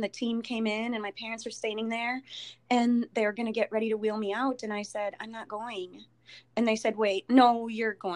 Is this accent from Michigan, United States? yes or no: no; Elk Mound, Wisconsin, United States; I grew up in Wisconsin, Elk Mound.